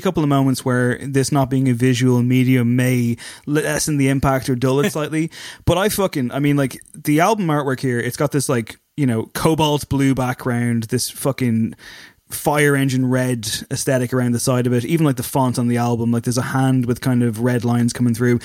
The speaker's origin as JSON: {"language": "English", "town": "Drogheda", "region": "Leinster", "country": "Ireland", "accent": "Dublin 4", "said": "I say that myself with a fucking Dublin 4 accent, even though I'm from Drogheda, not Dundalk."}